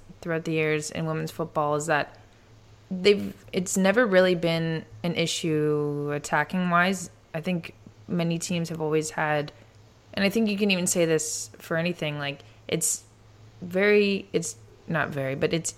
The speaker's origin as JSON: {"language": "English", "country": "Canada", "said": "I'm Canadian"}